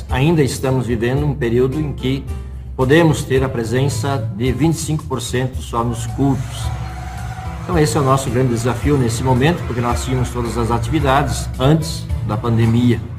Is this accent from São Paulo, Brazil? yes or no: no; Planalto, Paraná, Brazil; also born or lived in Passo Fundo, Rio Grande do Sul; now in Mondaí, Brazil; sou natural do estado do Paraná, cidade chamada Planalto, no sudoeste do Paraná. Tenho 54 anos, sou casado